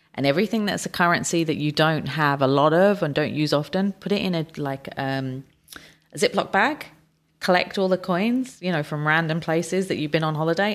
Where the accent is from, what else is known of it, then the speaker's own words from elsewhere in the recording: United Kingdom; moved away; my home country is the U K